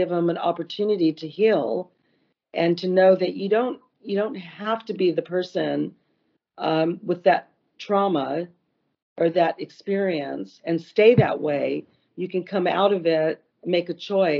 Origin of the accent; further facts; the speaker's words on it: West Hollywood, California, United States; I was only 12, but I grew up in West Hollywood.